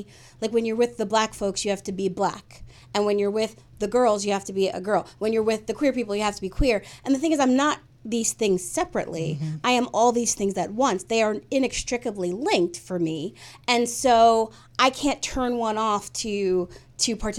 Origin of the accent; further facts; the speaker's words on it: United States; I grew up in American culture, but I also grew up in a Black family